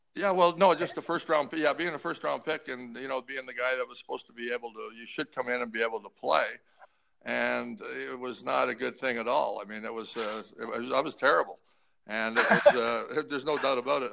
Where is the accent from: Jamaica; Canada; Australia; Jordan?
Canada; Guelph, Ontario; also born or lived in Toronto / North Bay; Moved to Guelph when I was nine, and you know basically that Guelph is kind of my hometown because that's where I still have a lot of my best friends